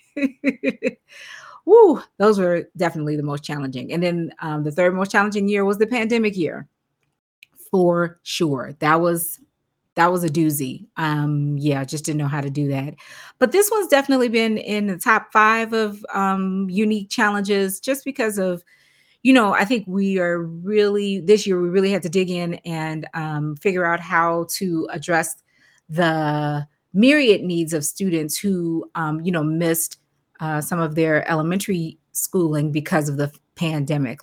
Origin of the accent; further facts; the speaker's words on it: Chicago, Illinois, United States; I am from Chicago